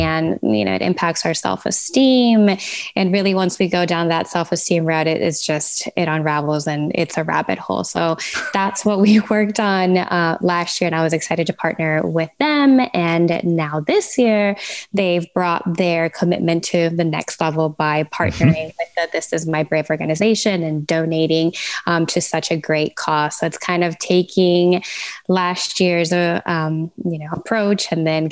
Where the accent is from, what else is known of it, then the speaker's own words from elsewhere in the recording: Venezuela; now in Fort Lauderdale, United States; I'm based out of Fort Lauderdale, originally from Venezuela